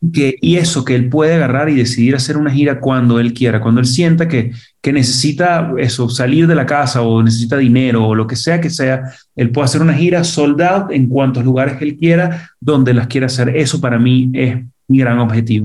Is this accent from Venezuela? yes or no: yes; Venezuela; moved away as an adult; now in Mexico; cuando llegué yo de Venezuela para acá a vivir